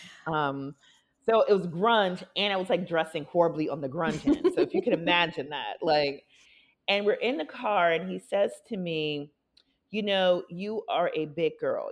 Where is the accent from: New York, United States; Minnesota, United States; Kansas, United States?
Minnesota, United States; Minneapolis; moved away; also born or lived in Milwaukee, Wisconsin; I was born in Milwaukee, grew up mostly in Minneapolis